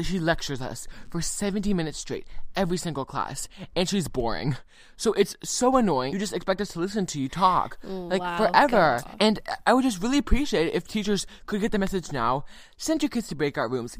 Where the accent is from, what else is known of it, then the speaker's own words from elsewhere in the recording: California, United States; I am a Californian